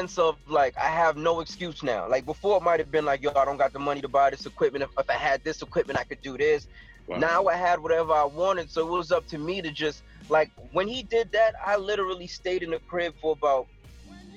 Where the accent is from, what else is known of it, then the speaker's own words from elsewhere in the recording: New York City, New York, United States; moved away; also born or lived in Stamford, Connecticut; when I left the Bronx, I moved to Connecticut for about 2 years, 3 years, and then I left.